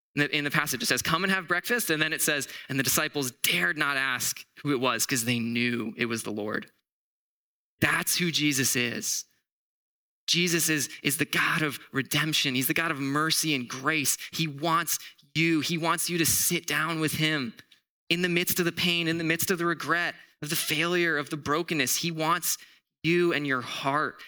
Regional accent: Southwest Florida, United States; now in Arizona, United States; I'm actually from Florida. Like, I'm from Southwest Florida.

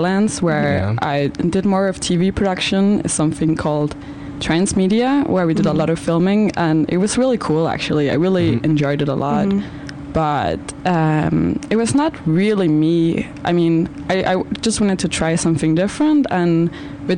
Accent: Denmark; moved away as an adult; I'm from Denmark

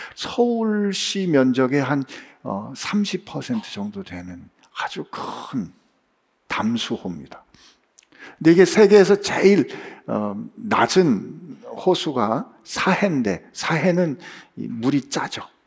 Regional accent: South Korea; 제가 한국에서 왔다 그랬더니

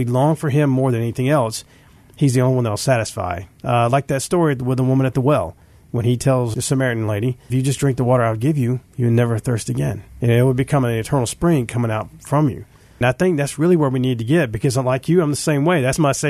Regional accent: California, United States; moved away; I grew up in California for when I was younger

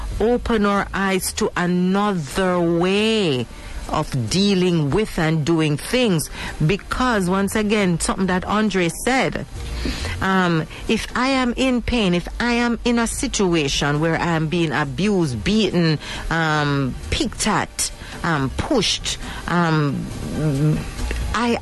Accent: Jamaica; as Jamaican

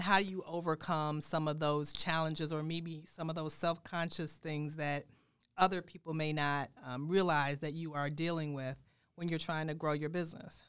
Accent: Chicago, Illinois, United States; also born or lived in Saint Louis / Durham, North Carolina / Washington, D.C.; now in Des Moines, United States; I'm from Chicago

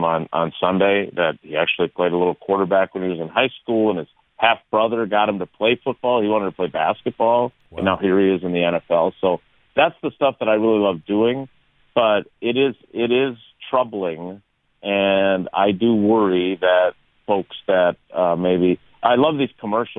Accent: Milwaukee, Wisconsin, United States; when I was a kid growing up in Milwaukee on the south side

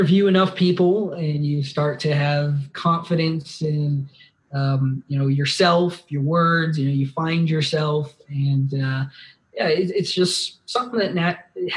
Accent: Las Cruces, New Mexico, United States; Born and raised in Las Cruces

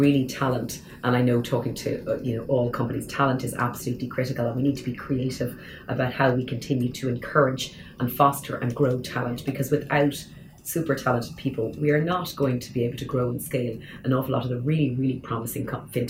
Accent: Dublin, Leinster, Ireland; moved away as an adult; being somebody who was born and bred in Dublin, has chosen to stay here in Dublin after spending many years, you know, time abroad. You know, you come back and stayed here in Ireland.

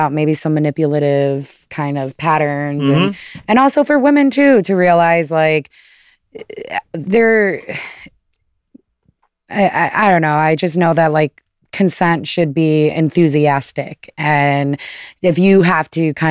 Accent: Toledo, Ohio, United States; moved away; I'm originally from Toledo, Ohio.

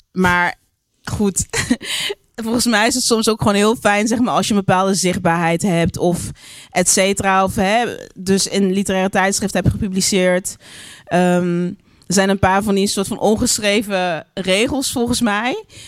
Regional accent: Geleen, Limburg, Netherlands; moved away; also born or lived in Brabant / Utrecht; ik ben daar heel erg fijn, eh, fijn opgegroeid

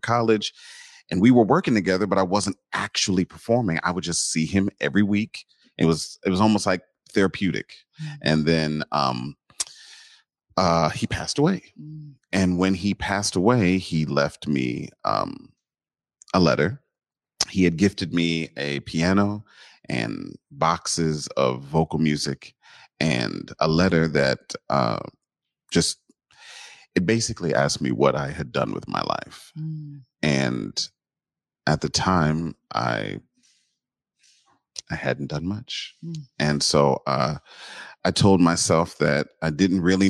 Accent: Chicago, Illinois, United States; I'm from Chicago. I still live there.

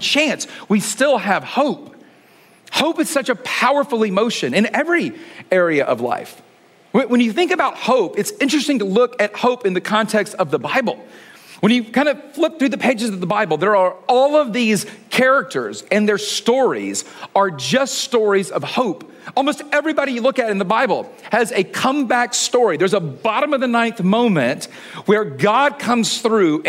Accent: Atlanta, Georgia, United States; I grew up in Atlanta

